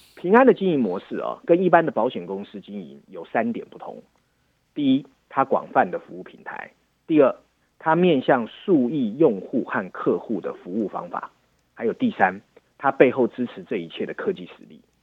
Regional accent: Taiwan; 身为台湾人

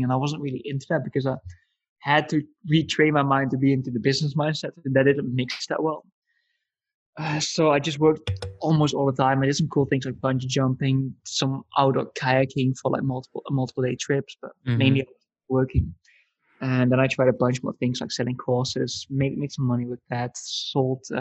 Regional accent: Netherlands; moved away as an adult; also born or lived in Italy / Budapest; I come from the Netherlands

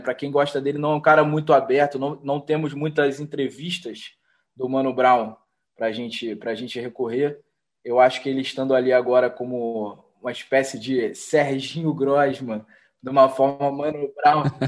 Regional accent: Rio de Janeiro, Brazil; a gente vindo daqui do Rio de Janeiro, a gente sendo carioca

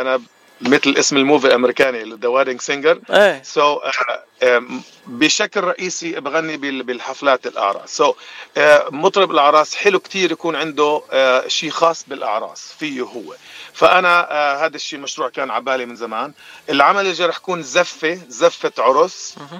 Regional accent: Jordan; moved away as an adult; now in Los Angeles, United States; أنا من الأردن حبيبي باتشي وصار لي بأمريكا من ال 2020

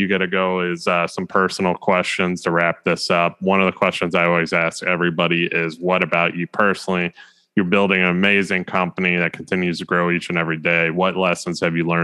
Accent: United States; as an American

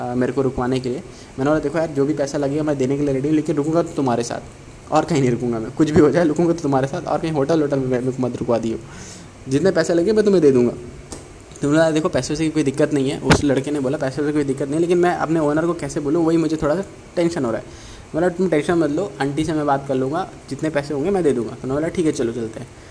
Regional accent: Chhattisgarh, India; now in Chennai, India; मैं भी मैं भी छत्तीसगढ़ से हूँ

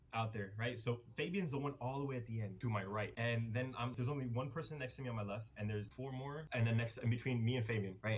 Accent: Miami, Florida, United States; we're from Miami

